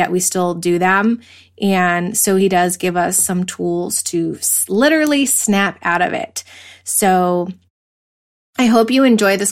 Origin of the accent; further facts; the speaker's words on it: East Coast, United States; moved away; I'm from the East Coast originally, and I moved out here probably like 20 years ago to be by the ocean, to surf